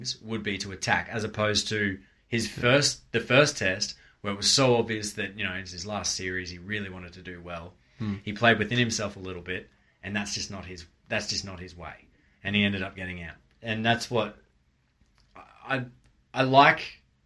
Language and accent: English; Australia; as an Australian fan